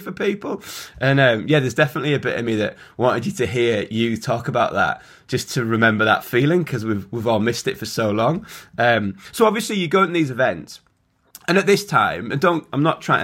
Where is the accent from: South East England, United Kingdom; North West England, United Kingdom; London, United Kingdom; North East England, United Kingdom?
North West England, United Kingdom; Carlisle; I grew up in Carlisle